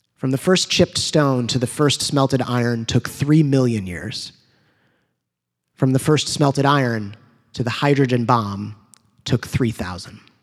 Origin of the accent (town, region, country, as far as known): United States